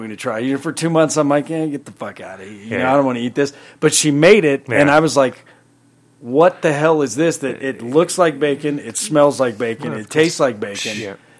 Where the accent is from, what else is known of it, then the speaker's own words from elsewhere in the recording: Springfield, Illinois, United States; now in Colorado, United States; I'm from Illinois and I just went back